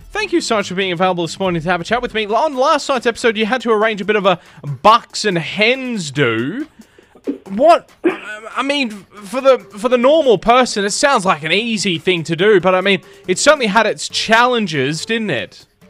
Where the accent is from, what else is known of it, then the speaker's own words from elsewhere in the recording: Adelaide, South Australia, Australia; moved away as an adult; also born or lived in Tamworth; I was from Adelaide.